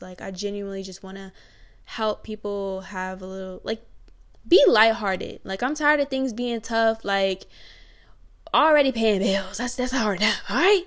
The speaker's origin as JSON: {"language": "English", "town": "Newport News", "region": "Virginia", "country": "United States", "said": "I'm from Newport News, Virginia. Yeah, big seven five seven"}